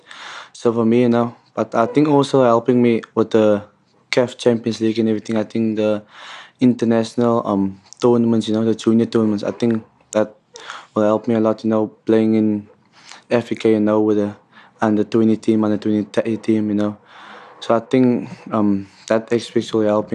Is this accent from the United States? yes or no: no; Cape Town, Western Cape, South Africa; moved away as an adult; now in Pretoria, South Africa; growing up in Cape Town, you know, from the Cape Flats